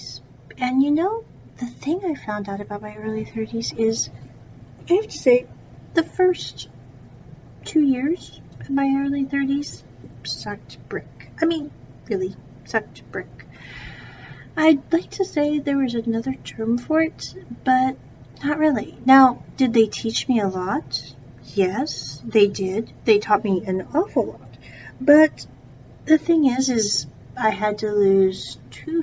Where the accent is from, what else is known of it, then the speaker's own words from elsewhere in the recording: United States; I was born in America